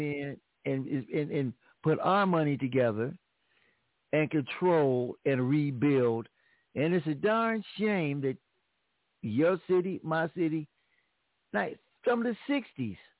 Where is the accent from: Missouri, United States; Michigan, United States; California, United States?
California, United States; Los Angeles; I'm from Los Angeles